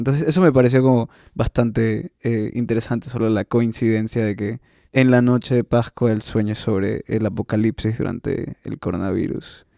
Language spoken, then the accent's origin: Spanish; Guayaquil, Guayas, Ecuador; yo soy de Guayaquil